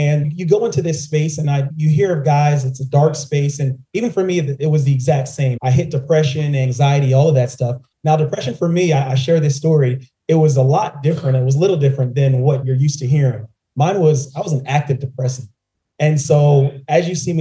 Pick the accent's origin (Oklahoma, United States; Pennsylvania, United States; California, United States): Pennsylvania, United States; right outside of Philadelphia; moved away as an adult; also born or lived in New Orleans; now in Atlanta, United States; I'm born and raised in Pennsylvania, right outside of Philadelphia